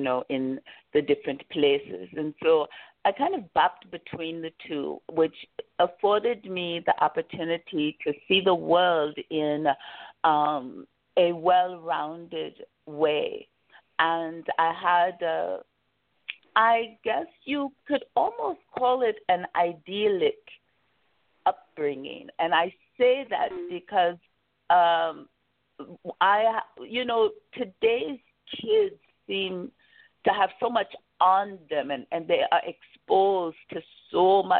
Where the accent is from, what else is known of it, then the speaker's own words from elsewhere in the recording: Kansas, United States; small towns like the one I grew up in Kansas